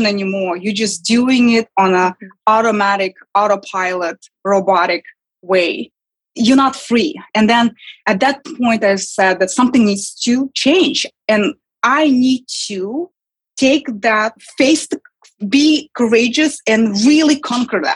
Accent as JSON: {"language": "English", "country": "Kazakhstan", "tie": "born or raised there", "second_language": "English", "moved": "as an adult", "lives_now": "New York, United States", "said": "I was born and raised and lived in my early 20s in Kazakhstan."}